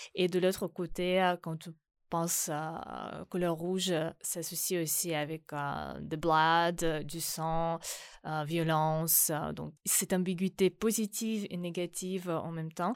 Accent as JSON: {"language": "French", "region": "Donbas", "country": "Ukraine", "second_language": "French", "moved": "yes", "lives_now": "France", "said": "je viens de Donbass"}